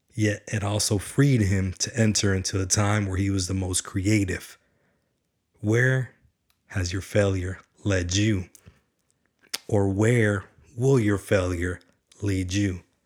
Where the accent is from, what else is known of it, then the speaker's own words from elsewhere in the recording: Garland, Texas, United States; I was born in Garland, Texas, a blue-collar town with a blue-collar working mother